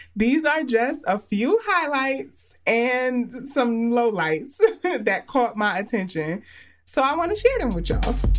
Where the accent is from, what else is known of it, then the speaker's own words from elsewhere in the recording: New York, United States; I'm from New York